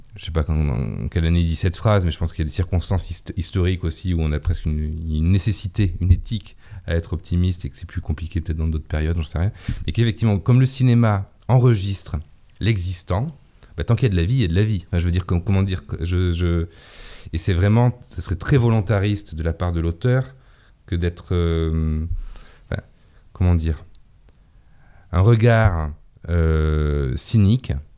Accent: Mont-de-Marsan, Nouvelle-Aquitaine, France; moved away as an adult; also born or lived in Paris; dans une ville qui est ma ville natale, où j'ai grandi, enfin où je suis né, où j'ai grandi et de laquelle je suis parti à, 18 ans, donc Mont-de-Marsan dans les Landes

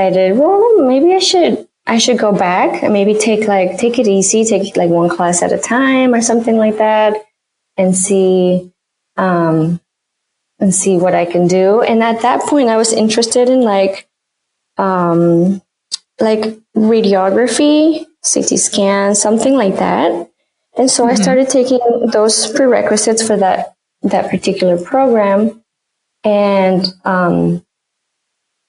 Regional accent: Mexico; moved away as an adult; now in Chicago, United States; I grew up in Mexico, and I moved when I was almost 20.

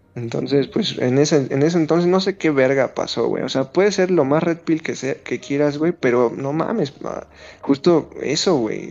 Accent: Mexico City, Mexico; Soy de México, güey. Eh, soy precisamente La Habana, va a ubicar, soy de Iztacalco, güey. Un barrio muy pesado

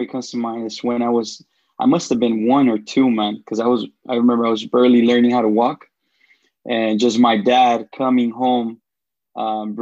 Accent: Los Angeles, California, United States; also born or lived in Jalisco, Mexico; I was eight when I came to the U.S. And then that's when I lived in L.A. So I grew up in West L.A.

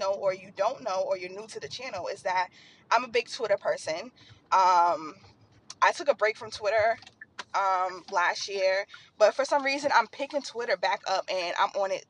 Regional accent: Boston, Massachusetts, United States; I'm from Boston

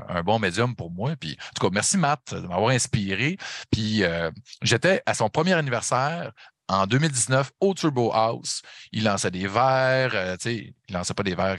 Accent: Saguenay, Quebec, Canada; accent: Saguenay; chum à moi, Yannick, on vient les deux euh, du Saguenay de Chicoutimi

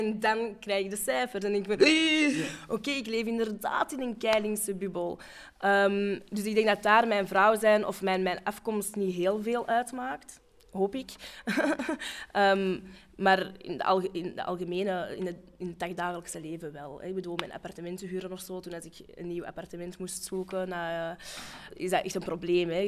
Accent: Morocco; ja, ik ben een Marokkaan.

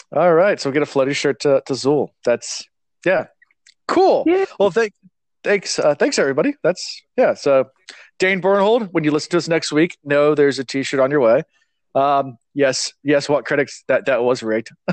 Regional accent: Virginia, United States; being from Virginia

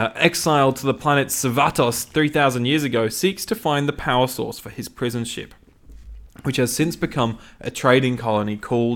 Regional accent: United Kingdom; Well, I'm British. I didn't grow up watching EastEnders.

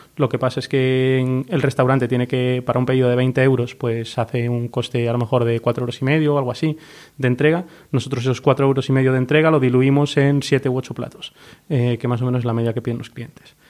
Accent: Galicia, Spain; moved away as an adult; los dos somos de fuera, somos gallegos

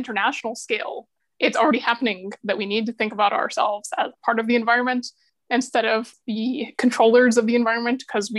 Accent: United States; I'm a multi-racial American individual

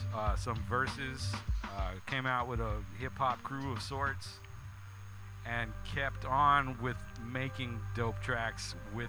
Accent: California, United States; I was born in the 626. In fact, when I was born, it was the 818.

